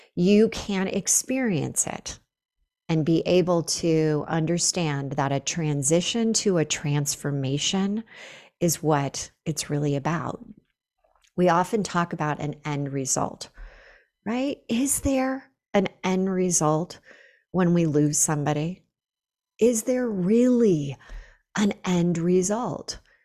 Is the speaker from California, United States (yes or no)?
yes; Northern California, United States; moved away as an adult; now in Boulder, United States; Northern California where I had lived forever